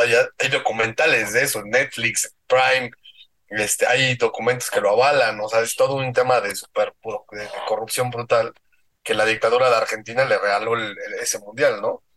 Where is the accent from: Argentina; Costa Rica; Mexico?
Mexico